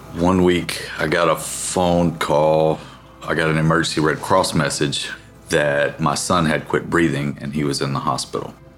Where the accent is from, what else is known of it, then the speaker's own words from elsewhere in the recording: a small town outside of Tuscaloosa, Alabama, United States; I am born and raised in Tuscaloosa, Alabama, a small town outside of Tuscaloosa, Alabama